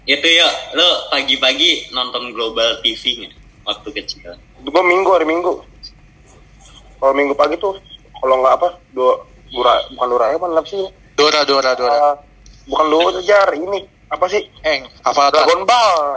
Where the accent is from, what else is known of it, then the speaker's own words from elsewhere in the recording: Jakarta, Indonesia; born there; gue tuh lahir di Jakarta cuman gue pernah tinggal di luar Jakarta juga